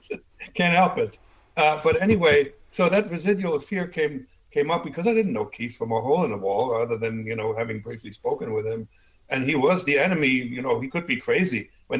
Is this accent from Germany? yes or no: yes; Germany; accent: German; English is a second language; my talent to get rid of almost 100% of my German accent was so unique that they said, all right, he's going to the U.S., they have tall people.